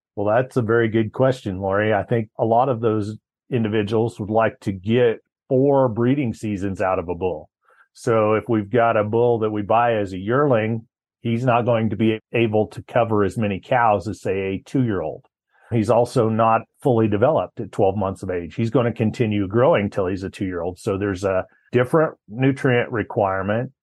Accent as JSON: {"language": "English", "region": "Colorado", "country": "United States", "tie": "born or raised there", "also_born_or_lived": "Laramie, Wyoming", "said": "my hometown of Carville, Colorado"}